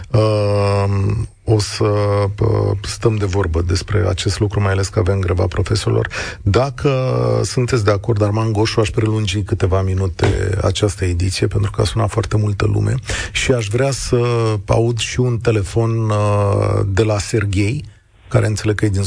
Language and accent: Romanian; Moldova; now in Romania; sunt basarabean.